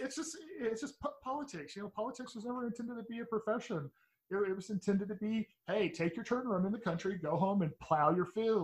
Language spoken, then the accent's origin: English; Texas, United States; I'm from Texas, but I'm from the part of Texas that nobody realized still exists, and everybody in my area of Texas pretty much is it's pretty much MAGA country.